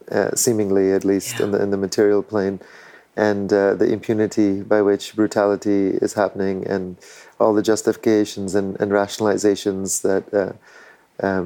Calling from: Tierra Valiente, Alajuela, Costa Rica; I'm calling in from Tierra Valiente in Costa Rica, near La Fortuna, um, and this land is the uh, historical lands of the Maleku people, who are still close

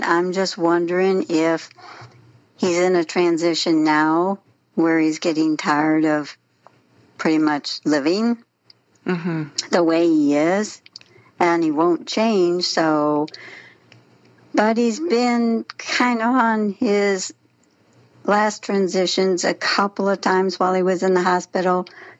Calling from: Wentzville, Missouri, United States; I'm calling from Wentzville, Missouri.

